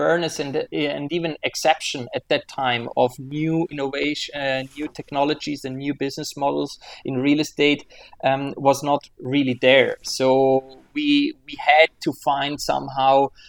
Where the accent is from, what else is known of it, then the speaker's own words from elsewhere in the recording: Switzerland; I'm born and raised in Switzerland